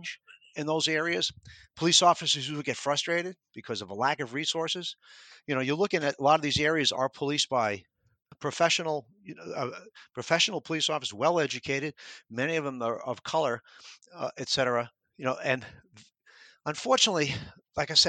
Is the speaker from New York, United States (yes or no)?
yes; New York, United States; moved away as an adult; When I was a kid growing up in New York